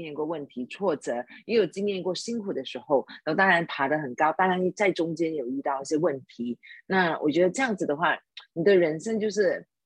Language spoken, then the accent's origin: Chinese; Sabah, Malaysia; now in Kuala Lumpur, Malaysia; 从沙巴州来到，呃，吉隆坡，就从一个乡下就躲无我的，我，我长大的地方，从一个菜市场，我就在那边卖鱼